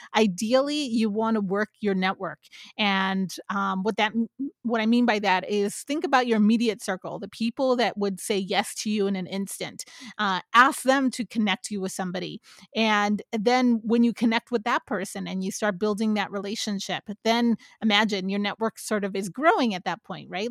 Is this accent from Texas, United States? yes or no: no; San Jose, California, United States; also born or lived in Santa Barbara; now in San Francisco, United States; I grew up in San Jose specifically